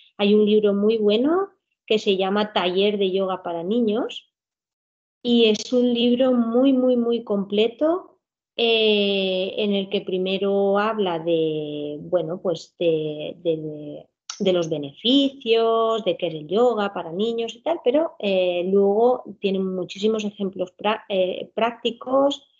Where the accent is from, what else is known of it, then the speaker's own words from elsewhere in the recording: Alcoy, Valencian Community, Spain; vivo y soy de aquí, no, no me he movido. Soy de Alcoy, Alicante